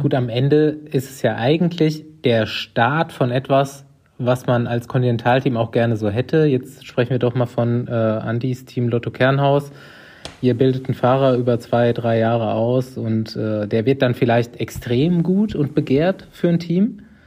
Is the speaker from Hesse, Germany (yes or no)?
no; Aschaffenburg, Bavaria, Germany; meine Heimatstadt Aschaffenburg